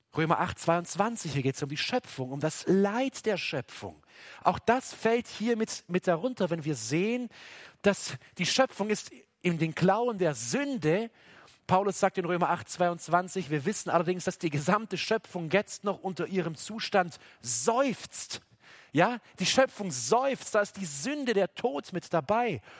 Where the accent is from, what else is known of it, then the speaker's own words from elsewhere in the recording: Baden-Württemberg, Germany; selbst bei uns in Baden-Württemberg